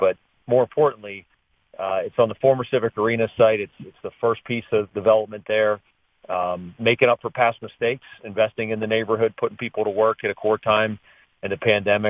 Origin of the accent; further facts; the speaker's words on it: Pittsburgh, Pennsylvania, United States; I'm from Oakland.